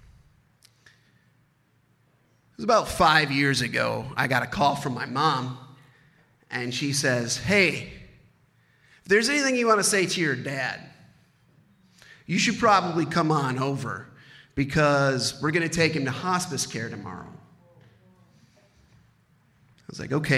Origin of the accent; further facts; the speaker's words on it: Baraboo, Wisconsin, United States; I grew up in Baraboo, Wisconsin